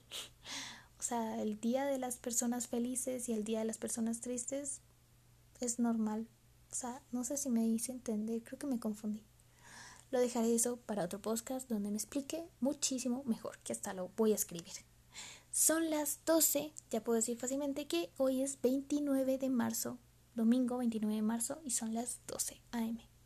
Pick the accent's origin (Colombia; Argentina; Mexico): Colombia; Soy de Colombia. Eh, quizás no se me note un poquito el acento